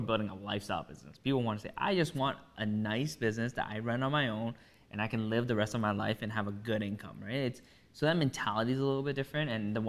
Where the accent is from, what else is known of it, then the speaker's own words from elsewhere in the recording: Toronto, Ontario, Canada; We're not proud to be from a Vaughan, from a Markham, we're from Toronto.